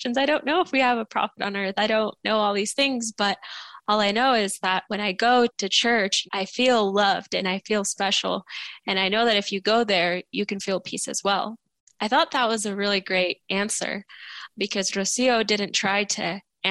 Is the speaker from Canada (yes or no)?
no; Mexico; my family and I were all Catholic. We're from Mexico